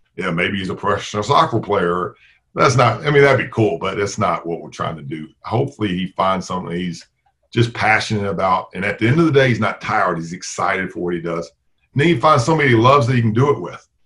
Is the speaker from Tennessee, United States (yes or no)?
yes; Tennessee, United States; moved away as an adult; also born or lived in Chicago, Illinois; now in Valparaiso, United States; I was born in Chicago, but grew up in Tennessee.